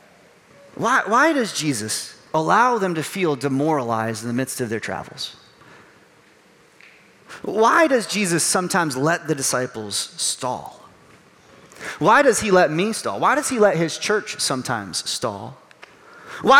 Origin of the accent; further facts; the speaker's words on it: Chicago, Illinois, United States; Growing up around the Chicago area